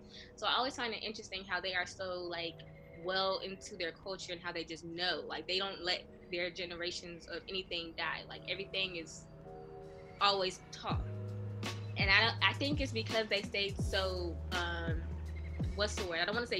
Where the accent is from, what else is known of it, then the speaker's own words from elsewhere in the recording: Atlanta, Georgia, United States; we grew up in Atlanta, which is a civil rights hub.